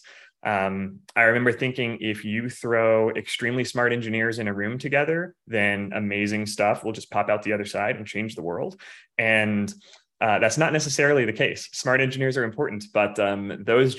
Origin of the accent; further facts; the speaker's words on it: Missouri, United States; moved away as an adult; also born or lived in Silicon Valley; now in Phoenix, United States; I'm from the Midwest originally, from Missouri.